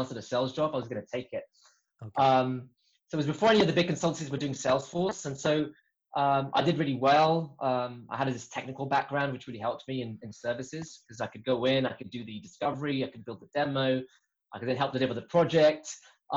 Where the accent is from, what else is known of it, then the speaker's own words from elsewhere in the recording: Brazil; moved away as an adult; I'm originally from Brazil